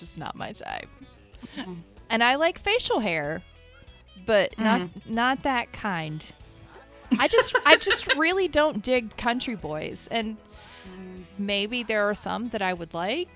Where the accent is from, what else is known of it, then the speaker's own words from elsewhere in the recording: Kentucky, United States; moved away; growing up in Kentucky